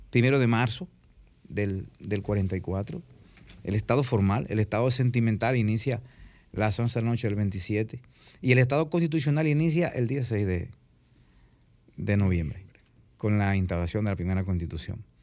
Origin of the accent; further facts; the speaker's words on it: Dominican Republic; Somos dominicanos